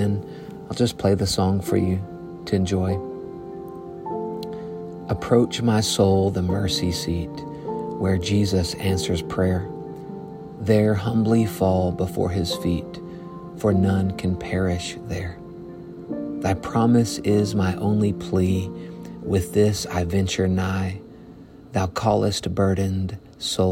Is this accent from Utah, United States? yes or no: no; Arkansas, United States; I'm from Arkansas, so this is a new part of the country for me